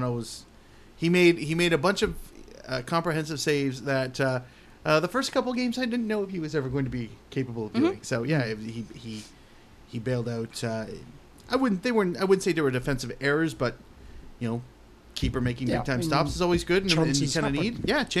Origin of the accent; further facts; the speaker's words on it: Canada; I'm so Canadian.